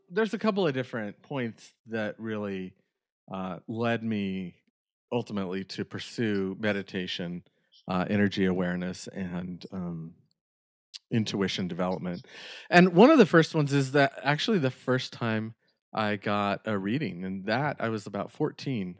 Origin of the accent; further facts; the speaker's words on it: Northern California, United States; the area where I grew up in Northern California